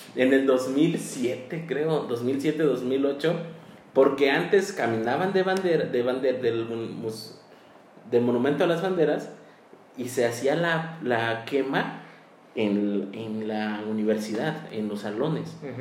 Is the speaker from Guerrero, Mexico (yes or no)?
yes; Chilpancingo, Guerrero, Mexico; los que somos de aquí de Chilpancingo